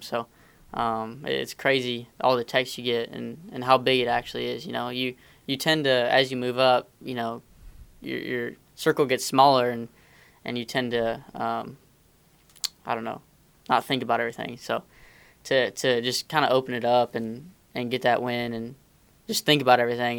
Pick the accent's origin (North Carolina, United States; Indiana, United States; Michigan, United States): Indiana, United States; I grew up racing dirt cars around Indiana, um, non wing mini sprints and stuff like